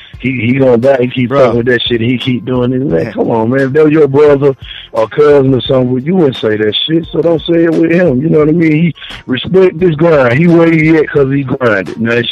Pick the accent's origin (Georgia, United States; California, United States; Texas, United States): Georgia, United States; College Park; I'm from College Park. Southside College Park, man. ATL